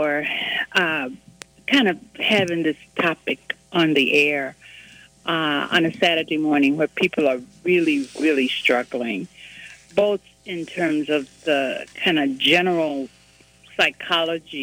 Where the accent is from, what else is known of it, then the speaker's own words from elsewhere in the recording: Mississippi Delta, United States; I was born in Mississippi in the Delta in 1943